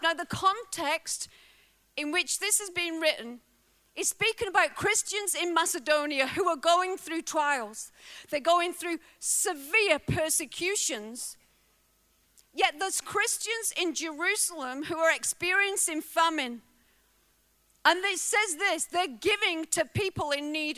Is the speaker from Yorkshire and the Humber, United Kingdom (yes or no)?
no; Bolton, North West England, United Kingdom; moved away as an adult; now in Wales, United Kingdom; I was raised in a working class family. Uh, my family didn't have a lot. We were raised on a, a council estate in uh, the northwest in Lancashire, Bolton